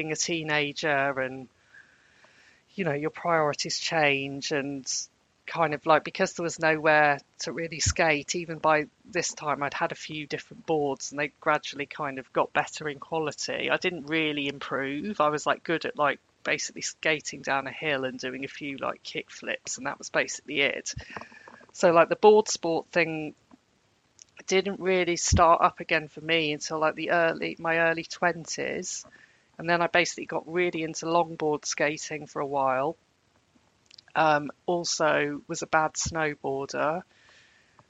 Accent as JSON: {"language": "English", "town": "Birmingham", "region": "West Midlands", "country": "United Kingdom", "tie": "born or raised there", "said": "I grew up in Birmingham in the 1980s and it was a cultural desert"}